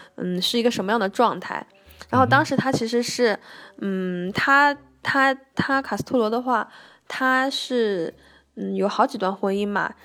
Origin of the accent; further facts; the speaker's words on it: China; also born or lived in Cuba; 他们知道我们是中国人